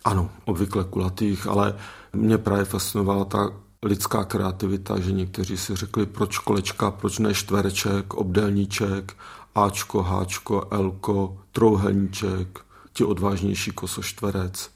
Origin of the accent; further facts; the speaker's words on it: Moravia, Czechia; u nás na Moravě